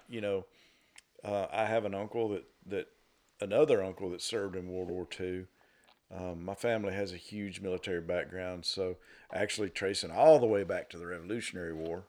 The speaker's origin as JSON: {"language": "English", "region": "Northwest Georgia", "country": "United States", "tie": "born or raised there", "said": "born and raised in Northwest Georgia"}